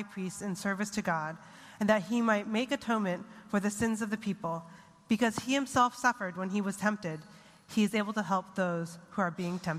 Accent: Connecticut, United States; also born or lived in Japan / Singapore; I was born in Japan to a Japanese father and an American mother. We moved to Connecticut, Japan, Singapore, so by the time we got back to Connecticut, I didn't know who or what to believe.

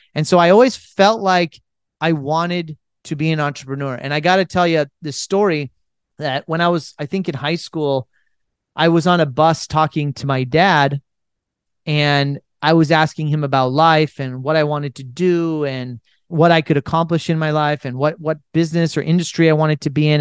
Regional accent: United States; as an Indian who was born and raised in America

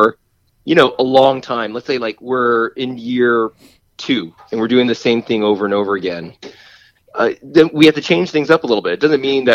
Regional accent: Boston, Massachusetts, United States; moved away as an adult; also born or lived in California; now in Burbank, United States; born and raised in Boston.

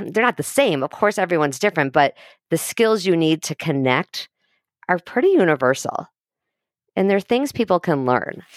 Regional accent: Highland Park, Illinois, United States; moved away; I grew up in Highland Park

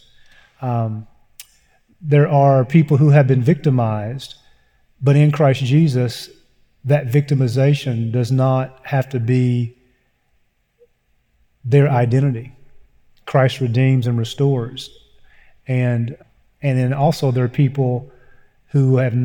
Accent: Eastern Kentucky, United States; I grew up in Eastern Kentucky

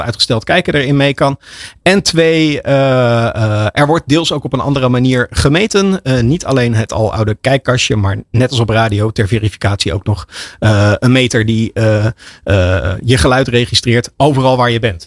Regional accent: Netherlands; voor ons als Nederlanders

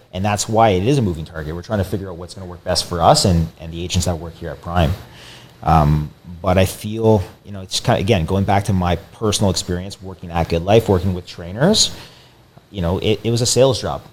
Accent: Windsor, Ontario, Canada; I came back home from Windsor originally

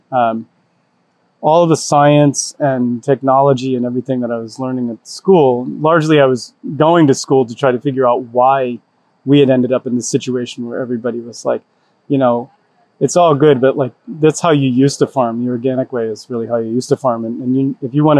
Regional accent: Rhode Island, United States; moved away; I grew up in Rhode Island, on a small farm with my family

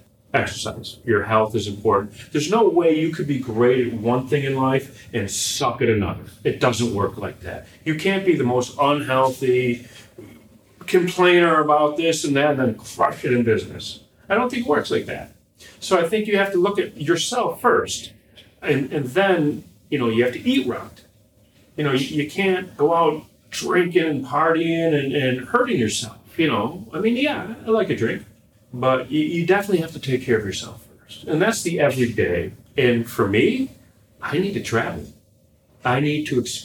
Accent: Chicago, Illinois, United States; I'm from Chicago

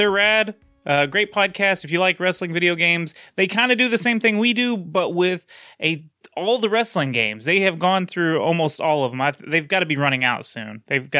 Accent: Texas, United States; Well, I'm the Texan.

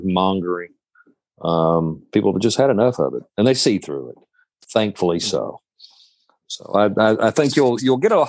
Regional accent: Shelby County, Alabama, United States; also born or lived in Birmingham, Alabama / Springville, Alabama; we find ourselves in Alabama. I grew up in Shelby County.

